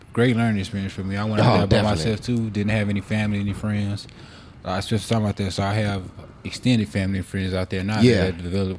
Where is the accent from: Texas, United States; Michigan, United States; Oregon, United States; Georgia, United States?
Texas, United States; Houston; also born or lived in California; I'm born and raised in Houston.